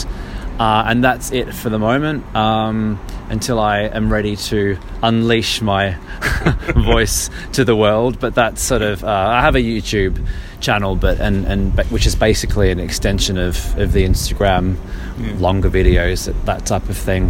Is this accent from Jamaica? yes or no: no; Australia; moved away as an adult; also born or lived in Brazil; now in London, United Kingdom; I'm from Australia.